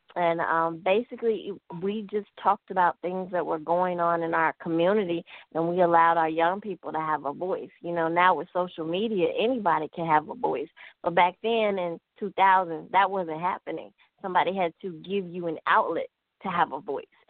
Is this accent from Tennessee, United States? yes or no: yes; Memphis, Tennessee, United States; I grew up in Memphis, Tennessee.